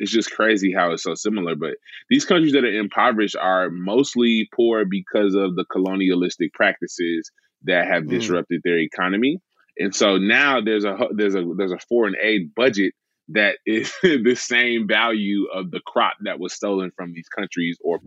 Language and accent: English; Memphis, Tennessee, United States; I grew up in Memphis my whole life